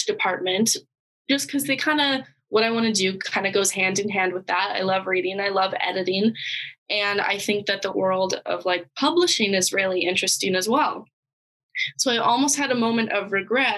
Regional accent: Canada; moved away as an adult; now in North Dakota, United States; I am Canadian

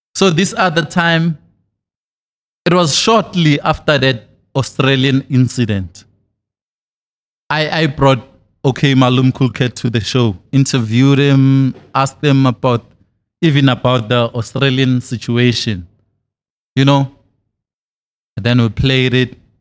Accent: Thokoza, Gauteng, South Africa; I'm from Thokoza in the East Rand

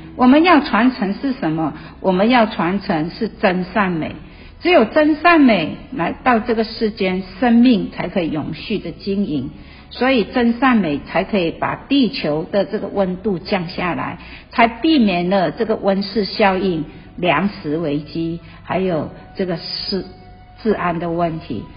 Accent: Malaysia; moved away as an adult; now in Taiwan; 我来自马来西亚，我在台湾已经三十几年

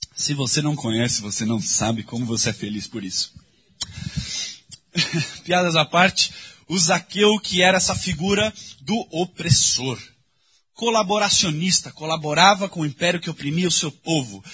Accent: São Paulo, Brazil; Quando eu era adolescente, cresci aqui na Vila Madalena

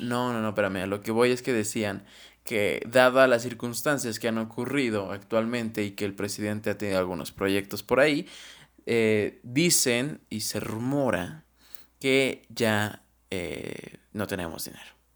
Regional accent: Mexico; como mexicanos, como ciudadanos

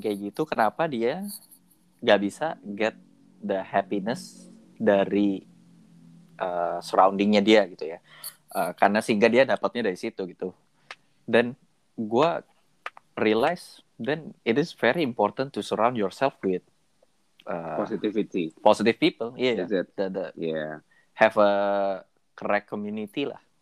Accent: Indonesia; kita orang Indo

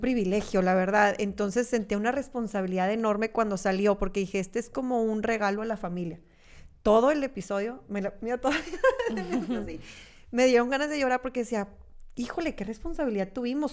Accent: Monterrey, Nuevo León, Mexico; yo soy regia y amo ser regia

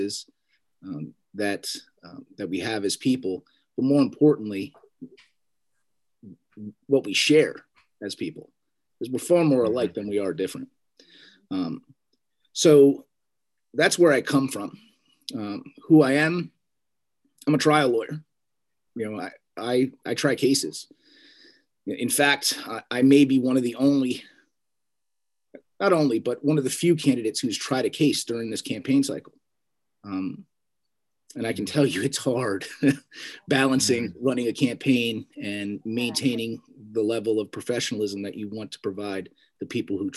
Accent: Allentown, Pennsylvania, United States; I was born and raised in Allentown, Pennsylvania, on the eastern side of the state

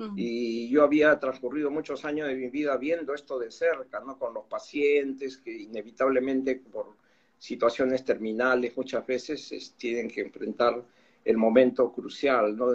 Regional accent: Lima, Peru; yo soy de Lima, tú sabes, Perú.

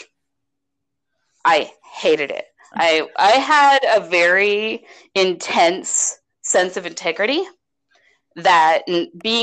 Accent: United States; We're American.

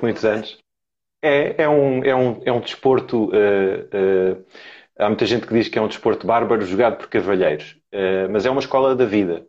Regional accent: Lisbon, Portugal; tenho 41 anos, sou de Lisboa

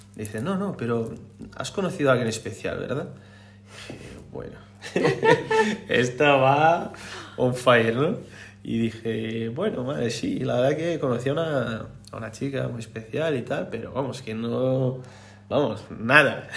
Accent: Brazil; Spanish is a second language; moved away as an adult; now in Spain; Soy brasileño, brasileiro

